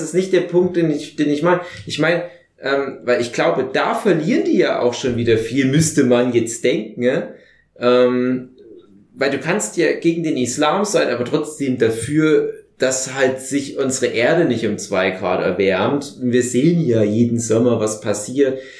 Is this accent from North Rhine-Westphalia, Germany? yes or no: no; Saxony, Germany; bei uns in Sachsen